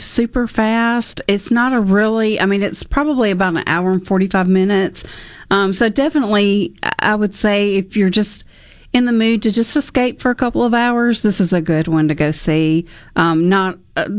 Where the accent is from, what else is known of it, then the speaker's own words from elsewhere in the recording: the South, United States; accent: southern; My southern accent